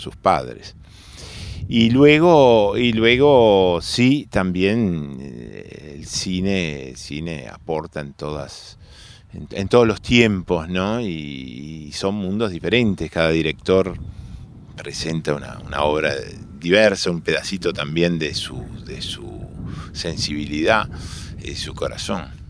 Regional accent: Montevideo, Uruguay; de chico yo vivía en Millán y, Espinillo, en Montevideo

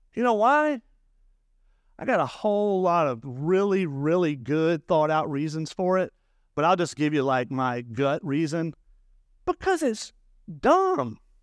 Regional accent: the South, United States; now in Murrieta, United States; I grew up in the South, and the South is very legalistic

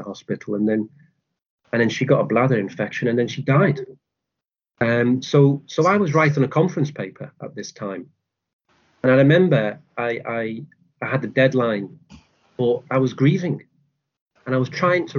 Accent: Liverpool, North West England, United Kingdom; moved away as an adult; also born or lived in France / St Andrews; now in Dundee, United Kingdom; I'm from Liverpool.

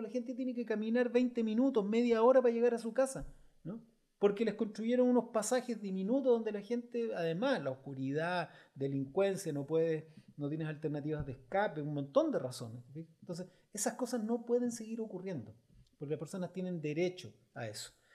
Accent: Chile; como chilenos

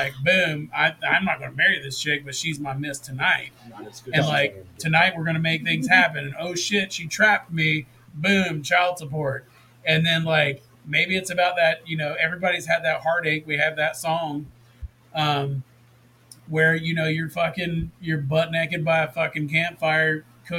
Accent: the South, United States; growing up in the South, like, we didn't grow up together, but we both had a very similar upbringing.

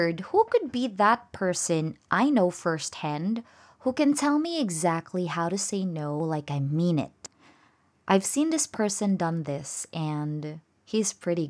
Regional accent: Philippines; I'm a Filipino

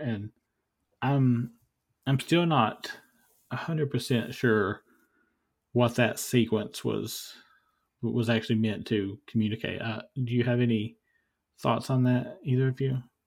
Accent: Eastern Kentucky, United States; moved away; where I grew up in Eastern Kentucky

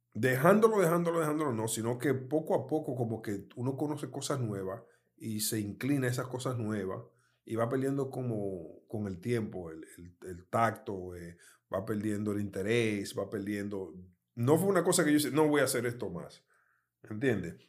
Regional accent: Dominican Republic; moved away; also born or lived in United States; mi país natal

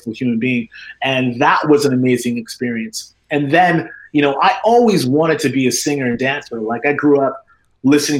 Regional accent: Edmonton, Alberta, Canada; my brother and I were probably the last brothers in Edmonton hanging on to the Jerry curl

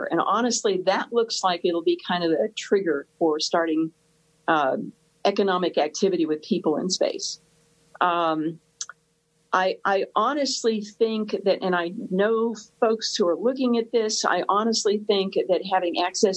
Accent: United States; We Americans

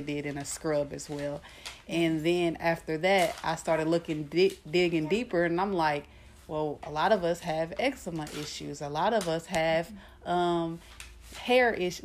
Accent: Kansas City, Missouri, United States; moved away as an adult; also born or lived in Nebraska; I'm from uh, Kansas City, Missouri.

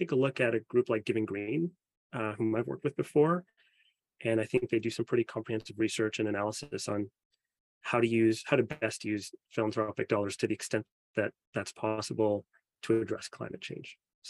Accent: Canada; now in United States; I'm Canadian

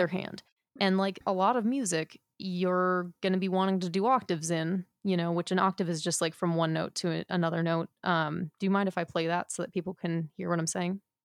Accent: United States

